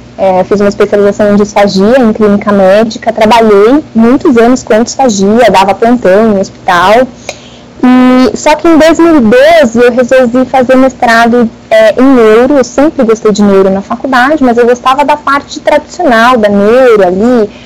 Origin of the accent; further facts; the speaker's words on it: São Paulo, Brazil; sou aqui de São Paulo, né, da capital